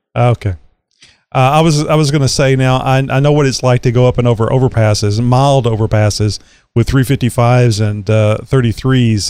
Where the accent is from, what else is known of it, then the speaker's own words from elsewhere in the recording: Southeast Texas, United States; it snowed here like four times in my life because I am from Southeast Texas